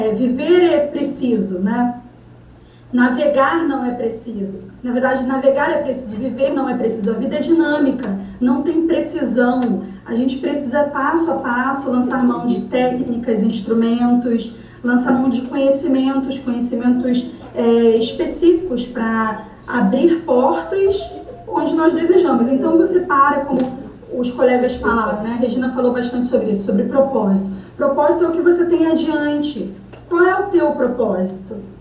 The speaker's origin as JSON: {"language": "Portuguese", "country": "Brazil", "moved": "as an adult", "lives_now": "Ireland", "said": "nós brasileiros"}